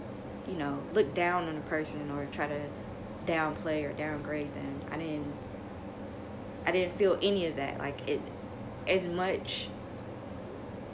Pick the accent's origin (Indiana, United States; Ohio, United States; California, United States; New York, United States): New York, United States; New York City; I am from the projects. I am from Marcy